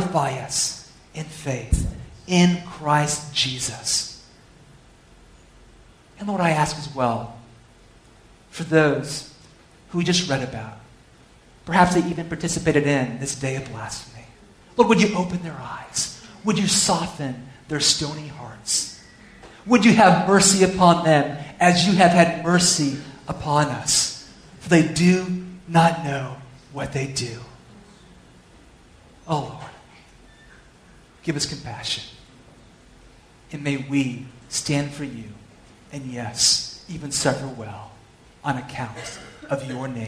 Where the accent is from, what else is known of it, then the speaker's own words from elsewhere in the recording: California, United States; I'm from California